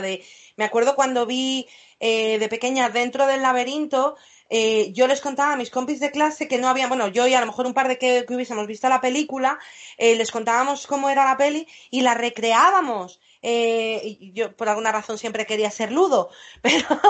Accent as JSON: {"language": "Spanish", "region": "England", "country": "United Kingdom", "said": "como buena inglesa que soy"}